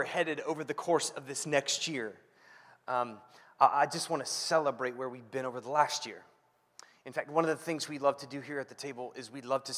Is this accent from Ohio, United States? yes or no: yes; Ohio, United States; moved away; I grew up in Ohio